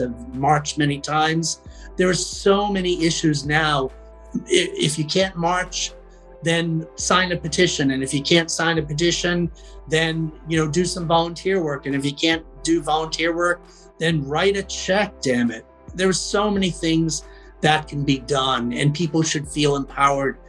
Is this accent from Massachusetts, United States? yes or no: yes; Boston, Massachusetts, United States; I had to unlearn a lot of what I had been told in suburban Boston